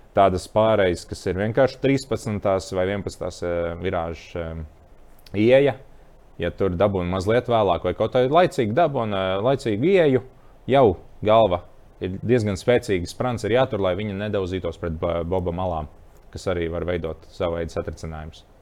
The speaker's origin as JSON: {"language": "Latvian", "town": "Bauska", "country": "Latvia", "also_born_or_lived": "Murjāņi", "moved": "yes", "said": "esmu no Bauskas nācis"}